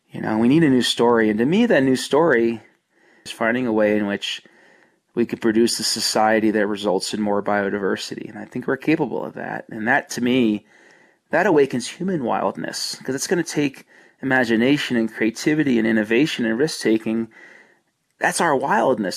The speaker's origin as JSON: {"language": "English", "region": "New Jersey", "country": "United States", "tie": "born or raised there", "moved": "yes", "lives_now": "Colorado, United States", "said": "I grew up in New Jersey in the 70s and in the 80s"}